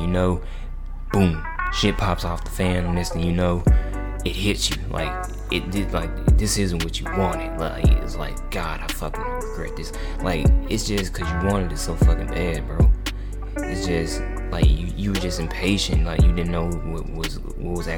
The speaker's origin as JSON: {"language": "English", "region": "Mississippi", "country": "United States", "tie": "born or raised there", "moved": "as an adult", "lives_now": "Tuscaloosa, United States", "said": "I've also since moved from my hometown in Mississippi, so now I'm just now adapting to my new environment here in Tuscaloosa, Alabama"}